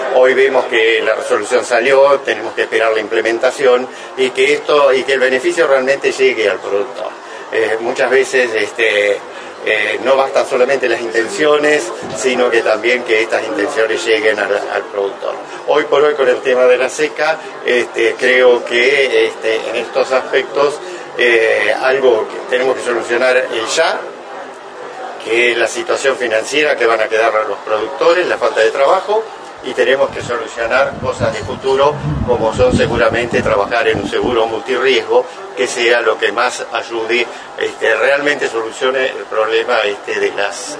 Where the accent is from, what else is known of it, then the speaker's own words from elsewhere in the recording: Rauch, Buenos Aires Province, Argentina; la cooperativa de mi pueblo de Rauch, somos 11.000 habitantes